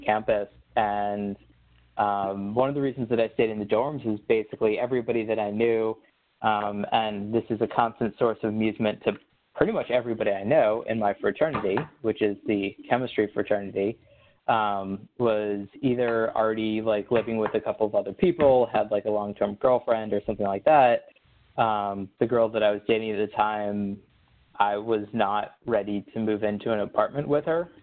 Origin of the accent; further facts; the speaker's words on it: Baltimore, Maryland, United States; moved away as an adult; I grew up in Baltimore, you know, stone's throw from, from DC